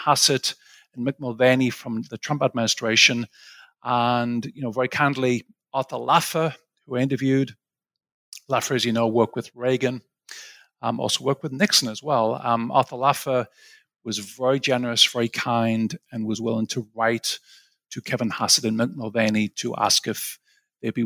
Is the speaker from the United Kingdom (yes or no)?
yes; Sunderland, North East England, United Kingdom; moved away as an adult; also born or lived in Aberdeen, United Kingdom / Cambridge, United Kingdom / St Andrews, United Kingdom; now in New York, United States